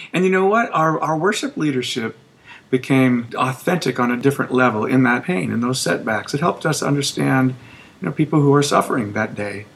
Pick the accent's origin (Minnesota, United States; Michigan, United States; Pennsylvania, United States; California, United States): Minnesota, United States; moved away as an adult; also born or lived in San Antonio; now in Alabama, United States; I'm from Minnesota